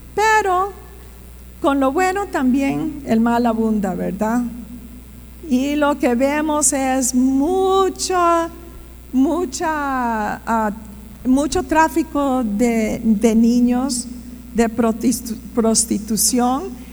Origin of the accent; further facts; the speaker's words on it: Costa Rica; moved away as an adult; also born or lived in Strasbourg, France; me crié aquí en Costa Rica